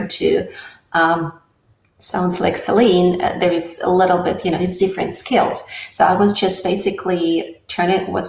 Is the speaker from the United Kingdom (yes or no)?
no; Russia; English is a second language; moved away as an adult; now in United States; I come from Soviet Union